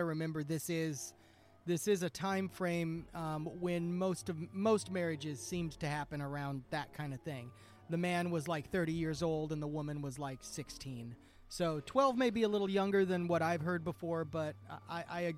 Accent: Bell Witch's backyard, Tennessee, United States; I'm from the Bell Witch's backyard

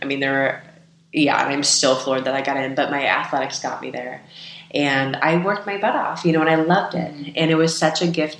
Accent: California, United States; Yeah, and I grew up in the Bay Area, so Chris Mullin, who was on the team as well, and Tim Hardaway

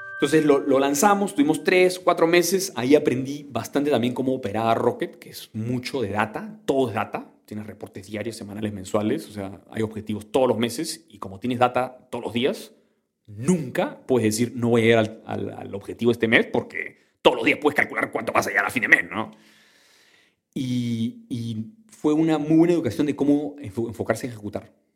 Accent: Callao, Peru; Nací en el Callao, en Perú

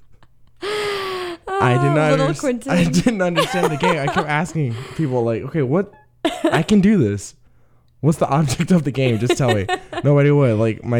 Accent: Nashville, Tennessee, United States; now in Chicago, United States; I'm originally from Nashville

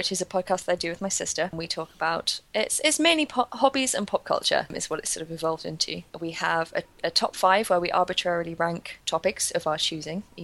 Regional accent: London, United Kingdom; I grew up in North London

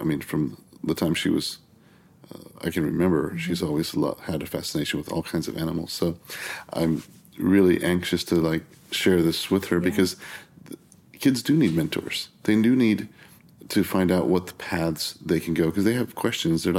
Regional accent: Texas, United States; I'm from Texas

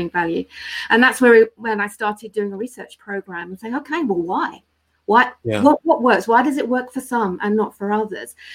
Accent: United Kingdom; now in London, United Kingdom; we're British

